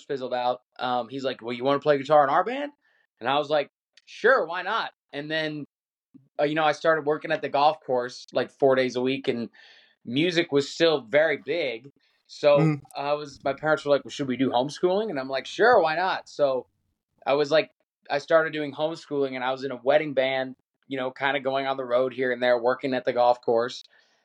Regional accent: Chicagoland area, Illinois, United States; moved away as an adult; now in Nashville, United States; I grew up 30 miles outside Chicago in a little suburb, I guess not so little, there's like 30,000 people, but I moved to Nashville when I was 18, but I grew up just in the Chicagoland area

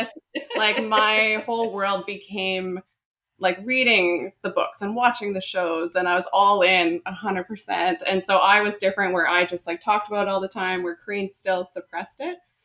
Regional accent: British Columbia, Canada; we are Canadian girls. We're BC girls.

